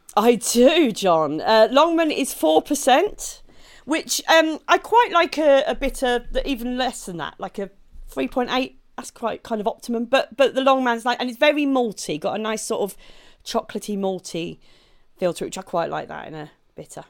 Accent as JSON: {"language": "English", "town": "Maidstone", "region": "South East England", "country": "United Kingdom", "tie": "born or raised there", "moved": "yes", "said": "I grew up in, uh, in Maidstone in Kent"}